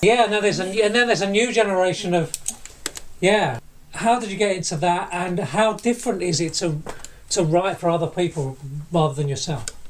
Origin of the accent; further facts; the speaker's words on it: Barking, London, United Kingdom; I went to primary and secondary school with Shelley in Barking, where we both grew up